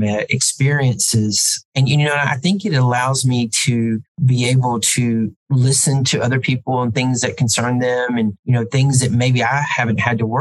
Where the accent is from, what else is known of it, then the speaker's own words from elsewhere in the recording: Ensley, Alabama, United States; there's no way a guy from Inslee is ever going to be president of a college because people just from my hometown just generally didn't go into academics.